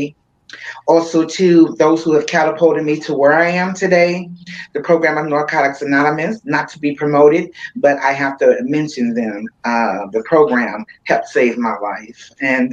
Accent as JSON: {"language": "English", "town": "St. Louis", "region": "Missouri", "country": "United States", "tie": "born or raised there", "said": "I grew up here in St. Louis, in Normandy, actually."}